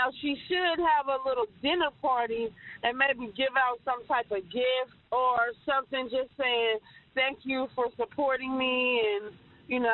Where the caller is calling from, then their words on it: Warren, Ohio, United States; I'm calling from Warren, Ohio